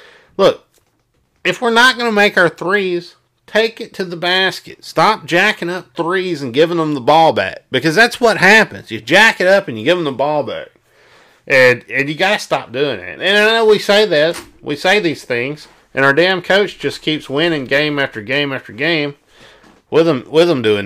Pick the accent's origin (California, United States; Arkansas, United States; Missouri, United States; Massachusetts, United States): Arkansas, United States; South; I can barely do a Louisiana accent, and I'm from South Arkansas.